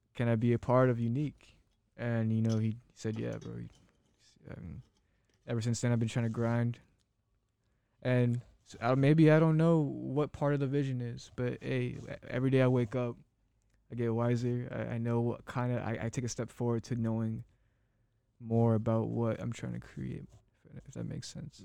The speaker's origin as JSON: {"language": "English", "town": "Phoenix", "region": "Arizona", "country": "United States", "moved": "as an adult", "said": "I'm from Phoenix, Arizona"}